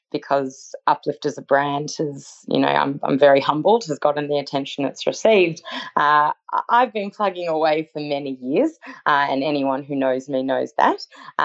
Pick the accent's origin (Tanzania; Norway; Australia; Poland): Australia; also born or lived in New York, United States; I moved from New York back to Australia, and I actually lived in Sydney for a year.